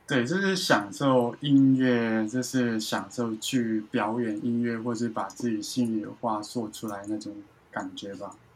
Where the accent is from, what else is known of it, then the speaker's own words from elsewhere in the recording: Hong Kong; 因为我自己是香港人